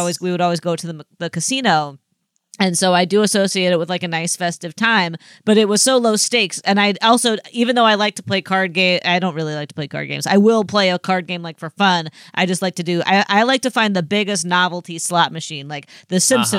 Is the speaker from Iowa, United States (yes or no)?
yes; Dubuque, Iowa, United States; My hometown is a casino town